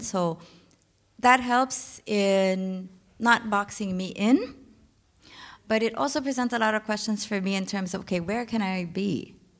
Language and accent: English; Philippines; moved away as an adult; now in Berlin, Germany; I'm from the Philippines